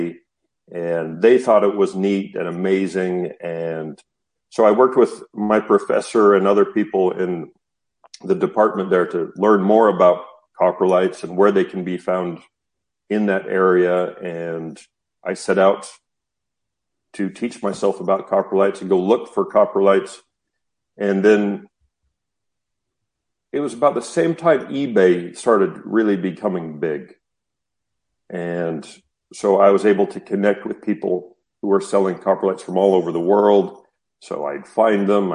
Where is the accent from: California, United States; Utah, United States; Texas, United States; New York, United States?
Utah, United States; I grew up in the Western United States in a state called Utah